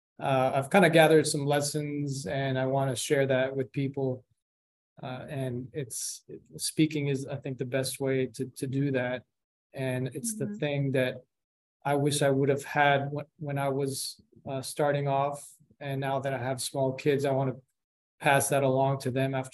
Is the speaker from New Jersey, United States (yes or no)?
yes; New Jersey, United States; born there; also born or lived in Colombia; now in Houston, United States; I was born in New Jersey. My family's from Colombia. My parents were born there. I was raised half there, half here in grade school, but mainly been in Houston since my senior year in high school.